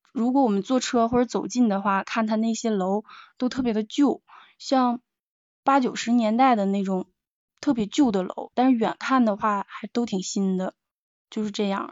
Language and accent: Chinese; northern China, China; 我是北方人